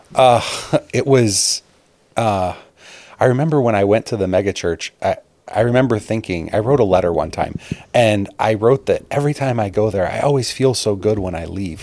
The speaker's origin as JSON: {"language": "English", "town": "Chicago", "region": "Illinois", "country": "United States", "tie": "born or raised there", "moved": "as an adult", "said": "I grew up outside of Chicago in the suburbs"}